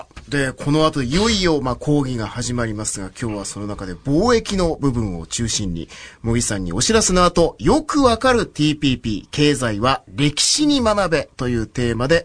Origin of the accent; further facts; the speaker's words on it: Yamaguchi, Japan; 僕は山口出身なので